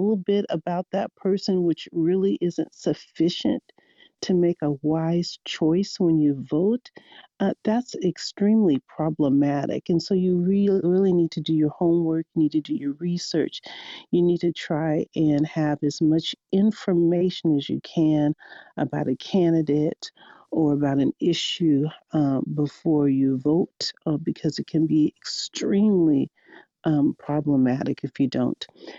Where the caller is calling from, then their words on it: Seattle, Washington, United States; I'm joining you from Seattle, and hello, everyone.